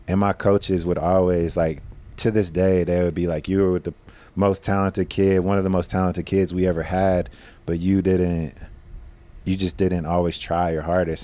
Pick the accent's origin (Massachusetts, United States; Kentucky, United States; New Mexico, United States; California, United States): Kentucky, United States; Madisonville; moved away; growing up in Madisonville